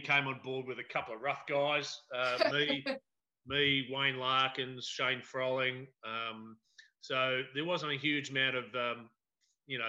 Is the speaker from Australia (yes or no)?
yes; Templestowe, Victoria, Australia; Grew up in Templestowe